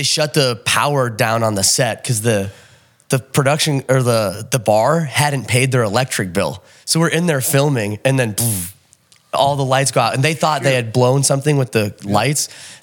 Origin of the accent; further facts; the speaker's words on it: Minneapolis, Minnesota, United States; moved away as an adult; now in Los Angeles, United States; We're from Minneapolis originally, Minnesota.